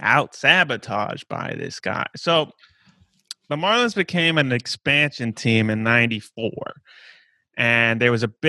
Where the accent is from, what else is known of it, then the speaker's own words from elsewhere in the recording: Zanesville, Ohio, United States; Zanesville, Ohio, my hometown.